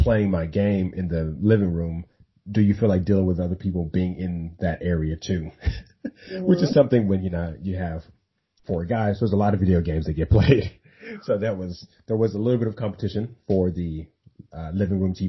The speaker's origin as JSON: {"language": "English", "town": "Dallas", "region": "Texas", "country": "United States", "said": "I'm from Dallas"}